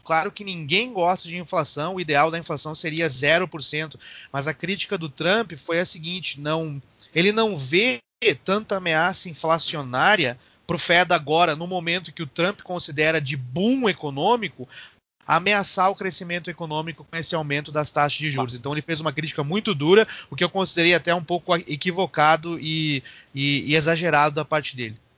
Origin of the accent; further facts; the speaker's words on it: Brazil; now in United States; mas nós somos brasileiros